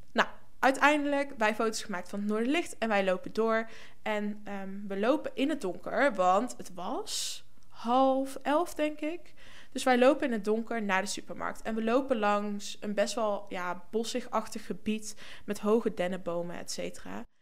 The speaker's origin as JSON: {"language": "Dutch", "region": "North Brabant", "country": "Netherlands", "moved": "as an adult", "lives_now": "Norway", "said": "voor mij als Brabander"}